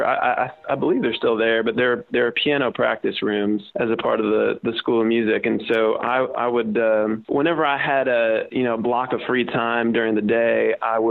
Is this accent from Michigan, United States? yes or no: no; Omaha, Nebraska, United States; moved away as an adult; also born or lived in Fort Worth, Texas; growing up in Omaha, it actually became kind of a sexy thing to go to TCU.